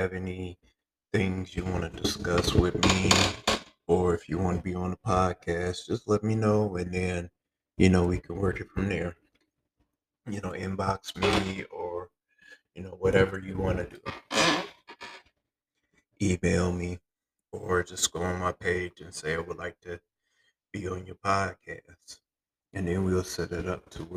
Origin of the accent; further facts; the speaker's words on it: Flint, Michigan, United States; I'm from Flint